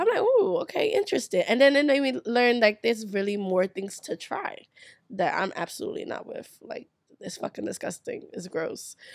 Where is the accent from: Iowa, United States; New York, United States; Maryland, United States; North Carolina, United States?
New York, United States; New York City; growing up in New York